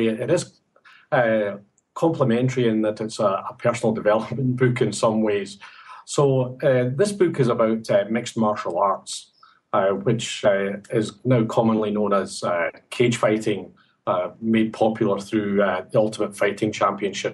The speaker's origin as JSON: {"language": "English", "town": "Glasgow", "region": "Scotland", "country": "United Kingdom", "moved": "yes", "lives_now": "Sydney, Australia", "said": "as you can tell from my accent, I'm not Sydney born and bred. I come from Glasgow area in Scotland"}